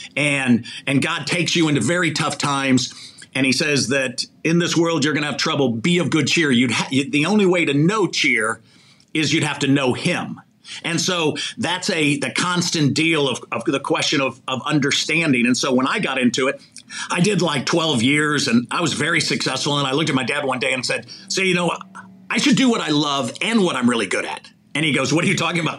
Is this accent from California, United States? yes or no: no; Chicago, Illinois, United States; moved away; also born or lived in Mishawaka, Indiana / Los Angeles; grew up in, in Chicago.